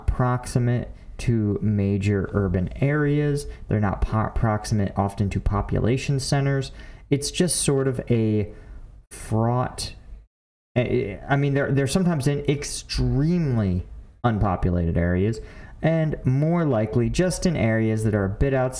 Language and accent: English; Philadelphia, Pennsylvania, United States; I'm from Philly.